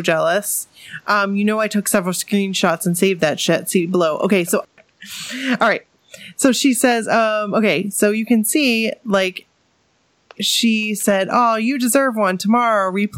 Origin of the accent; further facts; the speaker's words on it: New York, United States; also born or lived in Germany; because they were in New York, my home state, a lot. But yet, so far, because I was in Germany until further notice.